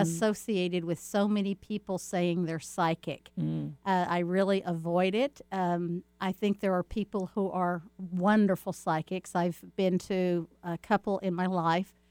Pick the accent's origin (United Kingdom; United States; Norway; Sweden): United States; Texas; I grew up in Texas